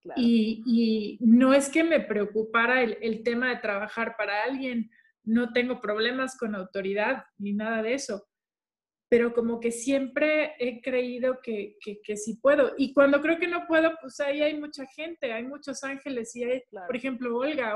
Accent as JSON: {"language": "Spanish", "town": "Culiacán", "region": "Sinaloa", "country": "Mexico", "said": "nosotros somos de Culiacán"}